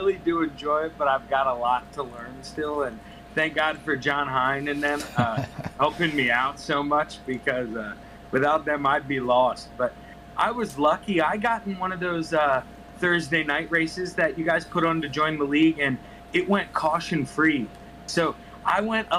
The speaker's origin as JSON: {"language": "English", "town": "Gettysburg", "region": "Pennsylvania", "country": "United States", "said": "it's where I'm from"}